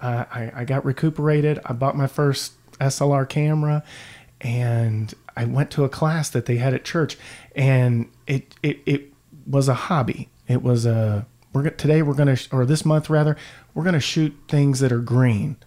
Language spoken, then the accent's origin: English; Louisville, Kentucky, United States; I am a lifelong Louisvillian, and I grew up in Valley Station